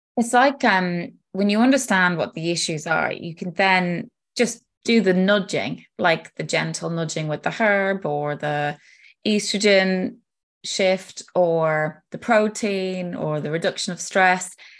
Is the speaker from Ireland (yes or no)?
yes; Ireland; now in United Kingdom; I am Irish living in the UK